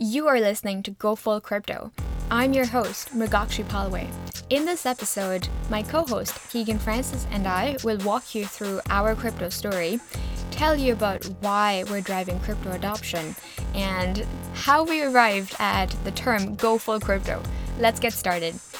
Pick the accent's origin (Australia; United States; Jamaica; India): India; moved away as an adult; now in Canada; I grew up in India, and I moved to Canada six years ago.